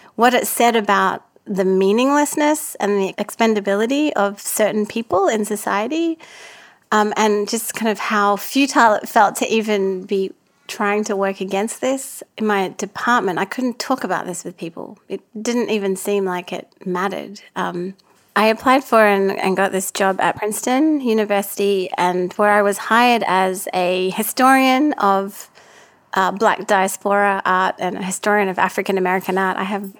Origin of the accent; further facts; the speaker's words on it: Auckland, New Zealand; also born or lived in Perth; It's just not something that I was used to growing up in Auckland and Perth.